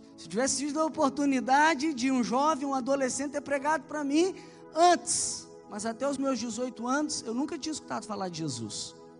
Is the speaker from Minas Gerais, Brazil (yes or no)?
yes; Belo Horizonte, Minas Gerais, Brazil; accent: mineiro; eu sou de BH. Talvez você já reparou pelo meu sotaque, pelo meu jeito, ou talvez, né, porque é um mineiro falando